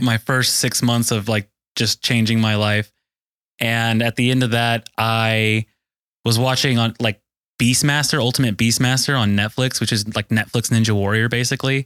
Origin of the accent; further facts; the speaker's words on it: Mesquite, Texas, United States; 31 year old from Dallas, Texas. I grew up in Mesquite specifically, uh, Mesquite, East Dallas area.